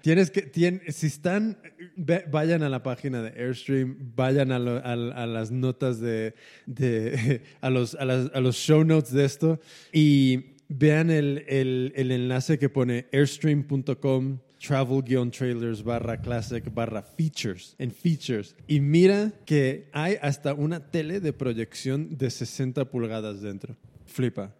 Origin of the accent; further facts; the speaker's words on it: United States; como americano